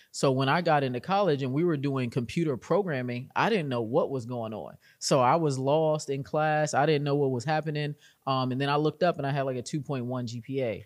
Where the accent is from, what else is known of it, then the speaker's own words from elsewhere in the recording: Arlington, Virginia, United States; I'm from Arlington, Virginia, and I got into GovTech at a very young age